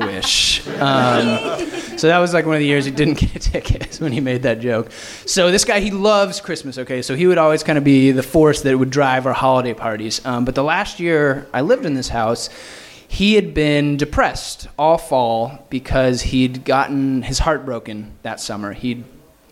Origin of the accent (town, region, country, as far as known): Fort Collins, Colorado, United States; born or raised there; moved away as an adult; now in Los Angeles, United States